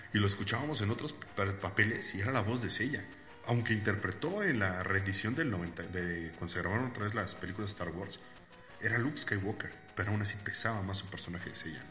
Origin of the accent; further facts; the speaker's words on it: Puebla, Mexico; nosotros somos de Puebla, para los que no sepan, somos poblanos